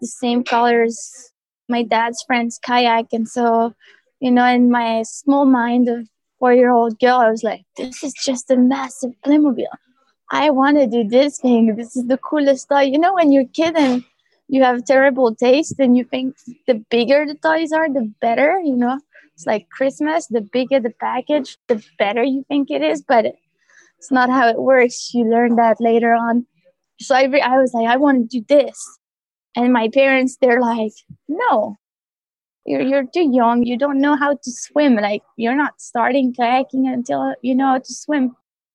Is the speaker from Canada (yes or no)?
no; France; I grew up in the Alps in a small village called Le Villa Reginal.